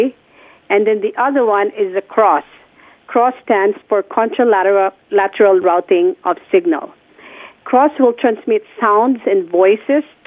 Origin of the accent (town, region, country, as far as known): Philippines; born or raised there; moved away